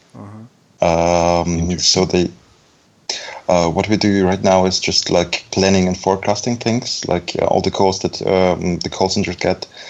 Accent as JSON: {"language": "English", "country": "Belarus", "tie": "born or raised there", "also_born_or_lived": "Germany", "moved": "yes", "lives_now": "Düsseldorf, Germany", "said": "I'm actually from um, Germany, but it's a more complicated question. I was born in Belarus"}